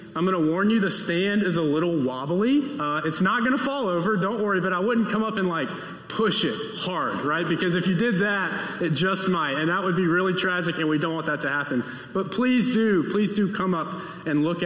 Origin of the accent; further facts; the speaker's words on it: Homewood, United States; my first ever sermon on a Sunday morning in front of adults and not just in front of youth happened at my home church in my hometown, Trinity United Methodist Church down in Homewood.